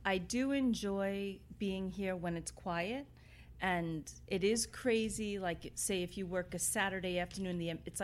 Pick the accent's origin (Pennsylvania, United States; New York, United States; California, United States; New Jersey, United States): New York, United States; New York City; I grew up in Queens